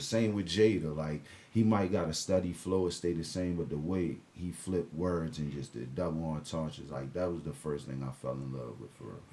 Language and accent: English; Annapolis, Maryland, United States; Annapolis, Maryland, born and raised